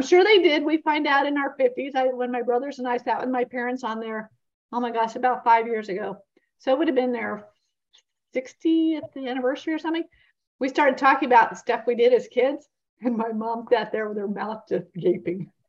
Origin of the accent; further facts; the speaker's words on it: Vermont, United States; now in Florida, United States; growing up in Vermont